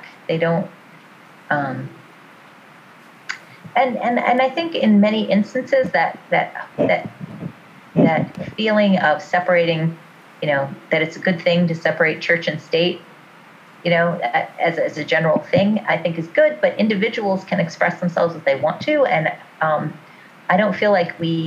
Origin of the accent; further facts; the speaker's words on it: New York, United States; I'm from New York